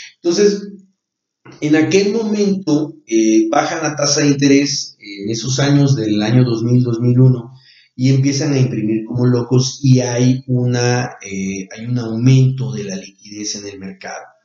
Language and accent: Spanish; Mexico; nosotros como mexicanos